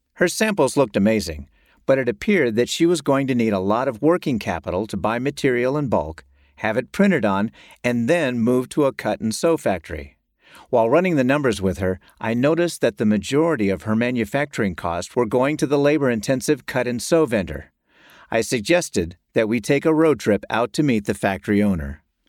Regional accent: North Carolina, United States; By far, the largest payer in my home state of North Carolina was Blue Cross and Blue Shield, BCBS.

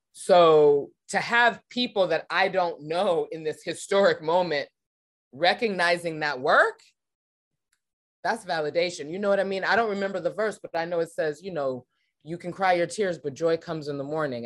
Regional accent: Los Angeles, California, United States; I was born and raised in Los Angeles, California, around the T V and film industry

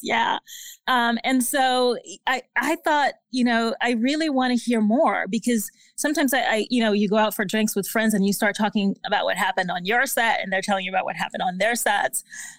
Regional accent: Haiti; But I come from an immigrant family. I'm originally from Haiti.

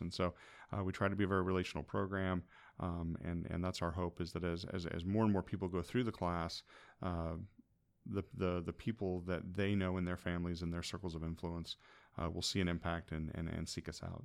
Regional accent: Hillsboro, Illinois, United States; moved away as an adult; also born or lived in Shelbyville, Illinois / Michigan; now in Greenville, United States; I grew up in Hillsborough and Shelbyville

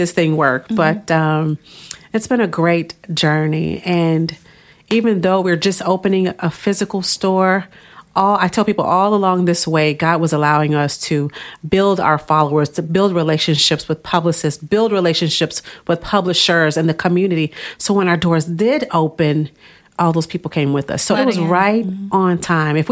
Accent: Tulsa, Oklahoma, United States; moved away; also born or lived in Alexandria, Virginia; I'm proudly from Tulsa, Oklahoma

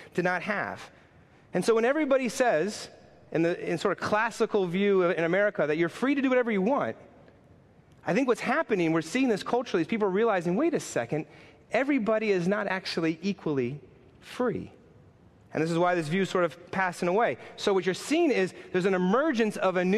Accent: New York City, New York, United States; I'm a New Yorker. I've grown up in this town

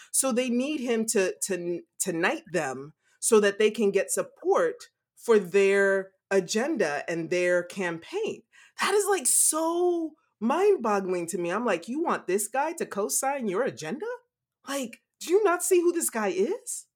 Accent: Louisiana, United States; growing up in Louisiana

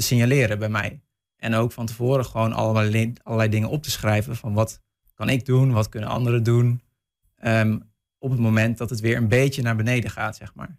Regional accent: North Brabant, Netherlands; moved away; ik kom zelf uit West-Brabant, dus mijn ouders wonen ver weg

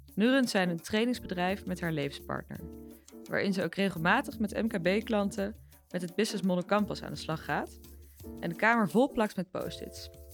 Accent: The Hague, South Holland, Netherlands; Ik kom uit Den Haag

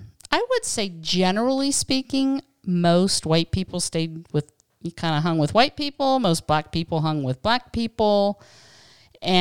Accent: Pennsylvania, United States; so I was born in 61, and honestly, growing up in Western Pennsylvania

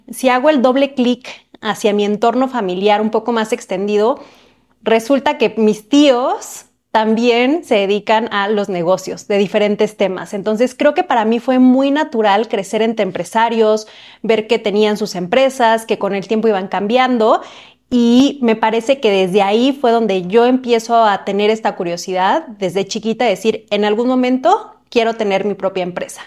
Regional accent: Cuernavaca, Morelos, Mexico; yo nací en una ciudad muy cerca de Ciudad de México que se llama Cuernavaca

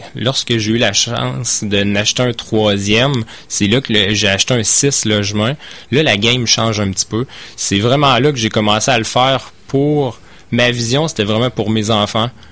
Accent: Beauce, Quebec, Canada; moved away as an adult; moi je viens de la Beauce

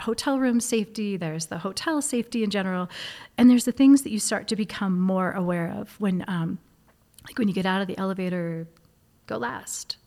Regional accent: Hudson, New Hampshire, United States; I was that kid growing up in Hudson, New Hampshire

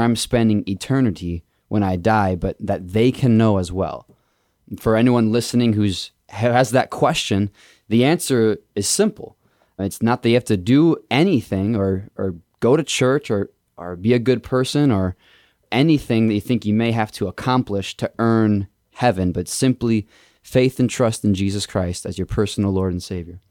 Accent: Indiana, United States; moved away as an adult; also born or lived in Wisconsin; I've lived in Wisconsin for the past seven years, but I grew up in Indiana.

